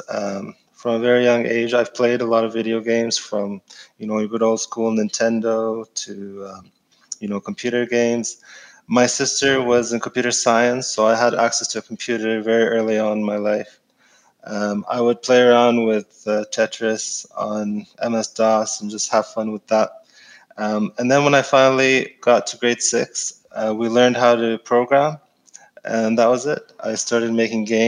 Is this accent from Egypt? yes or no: yes; Egypt; moved away; I'm from Egypt, so I grew up in Egypt.